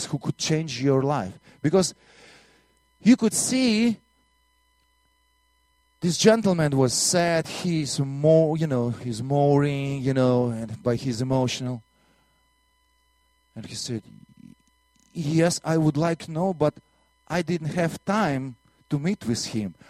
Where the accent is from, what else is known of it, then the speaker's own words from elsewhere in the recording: Latvia; accent: Russian; English is a second language; moved away; also born or lived in Soviet Union; I'm from Latvia